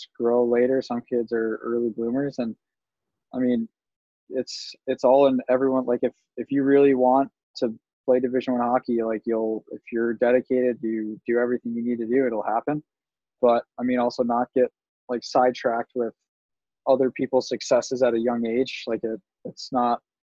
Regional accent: Chicago, Illinois, United States

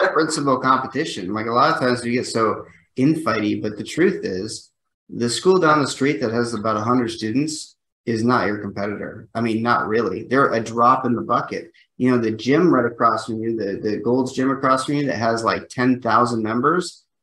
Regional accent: United States; I'm an American

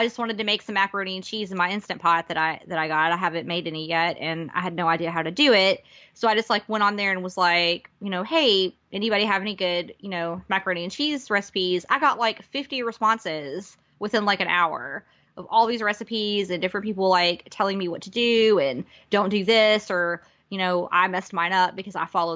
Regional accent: the South, United States; we're from the South. So this is just the way that it is in the South.

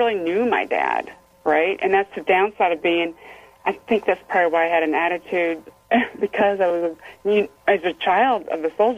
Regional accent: Fort Knox, Kentucky, United States; born there; I was born in Fort Knox, Kentucky. I was raised around the military anyway.

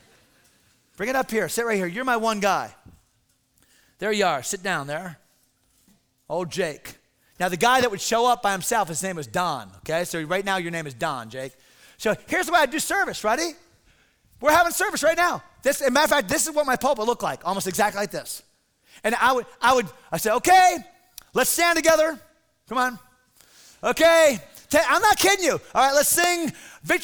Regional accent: Connecticut, United States; moved away; I remember going to Connecticut years ago, my home state

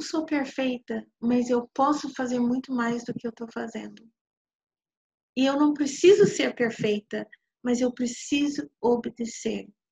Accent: New York, United States; eu nasci em Nova York de, de pais que realmente eu acredito que não tinha não tinha nada a ver um com o outro

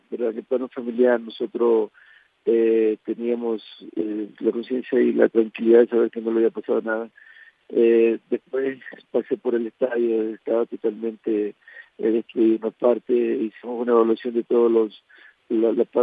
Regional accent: Cojimíes, Manabí, Ecuador; now in Manta, Ecuador; Eh, bueno, eh, yo soy de Cojimíes, estaba ya recando por mucho tiempo en Manta.

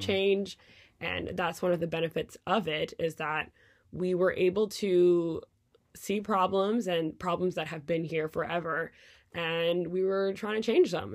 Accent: Quebec, Canada; moved away as an adult; now in United States; Canadian politics, where I grew up

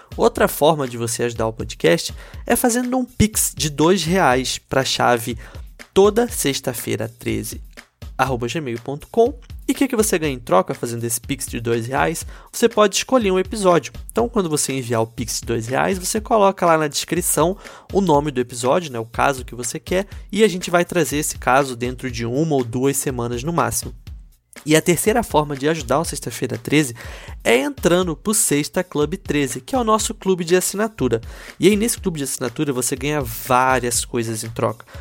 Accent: Rio de Janeiro, Brazil; moved away; quando eu era pequeno e morava no Rio, eu nem sabia o que era escoteiro, escotismo, porque lá em Quintino

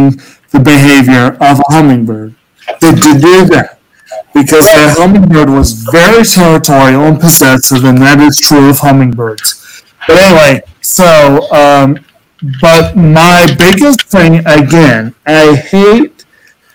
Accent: Virginia, United States; I grew up in Virginia

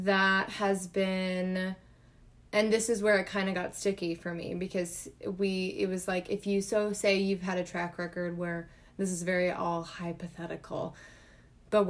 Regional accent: United States; we as the American people

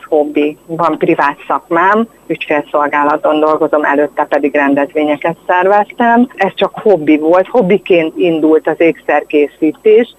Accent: Érd, Pest, Hungary; én ugye érdi vagyok

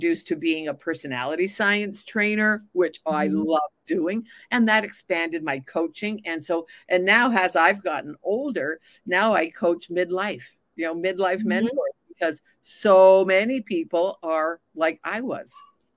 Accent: Montreal, Quebec, Canada; moved away; I'm originally from Montreal

